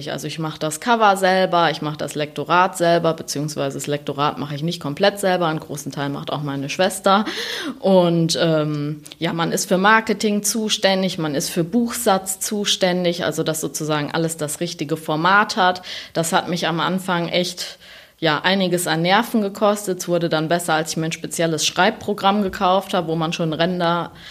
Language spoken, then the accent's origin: German; North Rhine-Westphalia, Germany; also ich bin aufgewachsen in der Nähe von Siegen, so zwischen Siegerland und Westerwald, und wollte eigentlich damals einen Siegen-Roman schreiben.